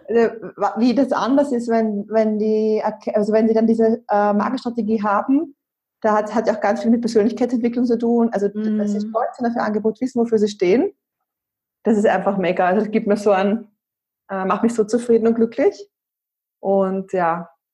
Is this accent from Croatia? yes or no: no; Austria; moved away; ich bin ursprünglich aus Österreich, wie man ja auch hört